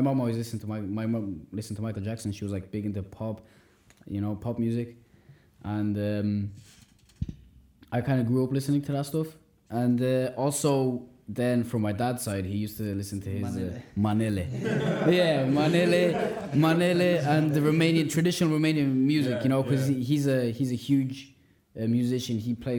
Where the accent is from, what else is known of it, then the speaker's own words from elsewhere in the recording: Ireland; Growing up in Ireland, you know, born and raised in Ireland, and I'm like, the culture here is all based around all this other stuff.